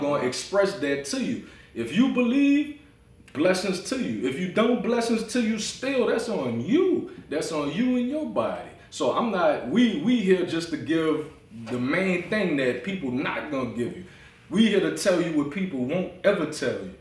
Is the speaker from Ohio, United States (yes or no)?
no; New Orleans, Louisiana, United States; I'm from New Orleans.